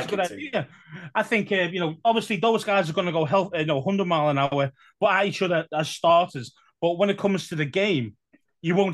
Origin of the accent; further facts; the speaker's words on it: England, United Kingdom; We're used to it as English